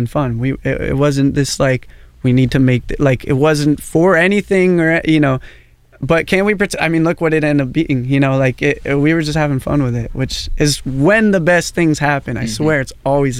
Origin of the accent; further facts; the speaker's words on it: Portland, Oregon, United States; growing up in Portland